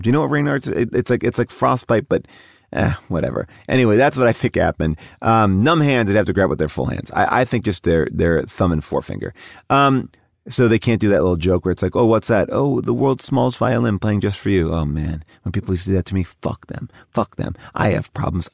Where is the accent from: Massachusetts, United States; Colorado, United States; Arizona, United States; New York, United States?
New York, United States; now in Los Angeles, United States; I'm a New Yorker